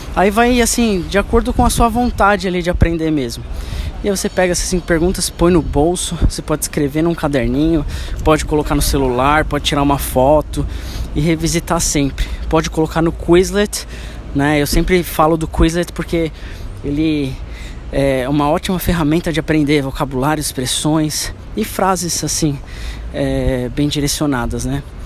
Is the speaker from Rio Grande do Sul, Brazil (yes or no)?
no; São Paulo, Brazil; eu nasci na Zona Leste, São Paulo